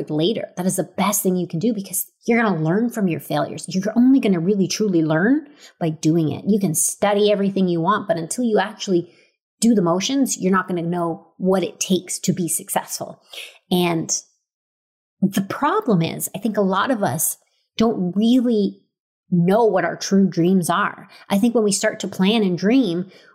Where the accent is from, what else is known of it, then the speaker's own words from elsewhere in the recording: Stratford, Ontario, Canada; Growing up in Stratford, Ontario